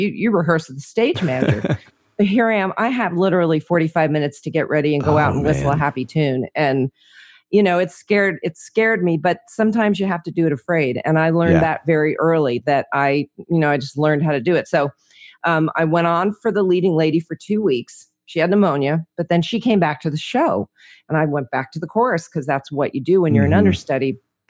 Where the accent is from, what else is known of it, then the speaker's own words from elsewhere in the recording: New Jersey, United States; also born or lived in Orlando, United States / Georgia; now in Franklin, United States; Well, I'm originally from New Jersey, so I'm a Jersey girl living in Franklin, Tennessee, by way of 20 years in Orlando, a little bit of time in Georgia, kind of been around, you know, lived in a lot of places.